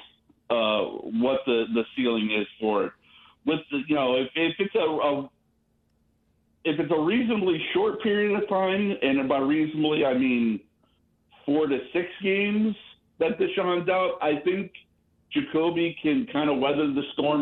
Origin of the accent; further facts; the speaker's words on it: Ohio, United States; moved away; also born or lived in Kentucky; I'm actually from Ohio, but I'm a UK alumnus